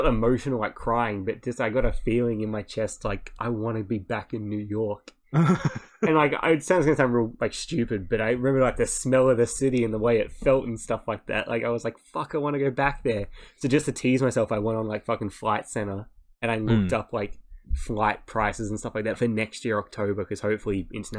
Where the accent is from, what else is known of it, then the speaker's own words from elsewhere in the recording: Australia; no, I'm from Australia.